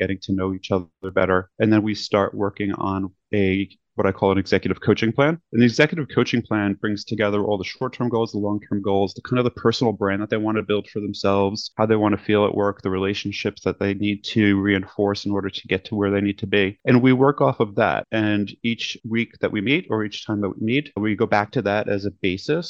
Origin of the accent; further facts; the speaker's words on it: New York City, New York, United States; moved away as an adult; also born or lived in Manhattan, New York / California; now in Los Angeles, United States; I grew up in Brooklyn looking at Manhattan